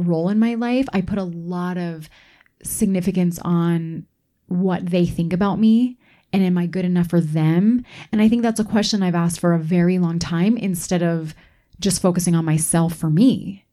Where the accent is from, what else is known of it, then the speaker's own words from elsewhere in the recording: East Coast, United States; moved away; I grew up on the East Coast, so I didn't grow up here.